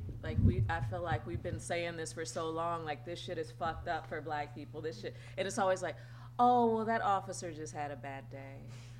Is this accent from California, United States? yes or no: yes; Santa Clarita, California, United States; I grew up in the Santa Clarita Valley. We were one of the first black families and dealing with all that.